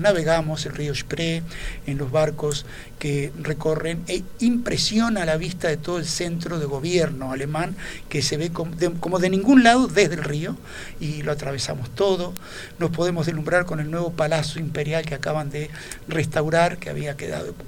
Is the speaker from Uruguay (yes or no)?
yes; Uruguay; nuestro paisito